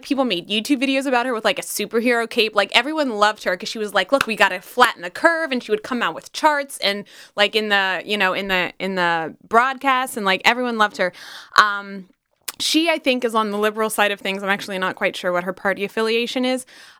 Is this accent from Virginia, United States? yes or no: yes; Charlottesville, Virginia, United States; Now, like my coworkers in like France know what my hometown is.